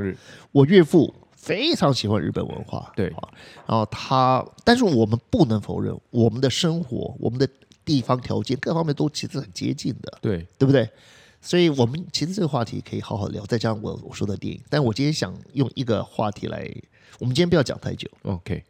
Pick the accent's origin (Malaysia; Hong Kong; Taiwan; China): Taiwan; 我们台湾人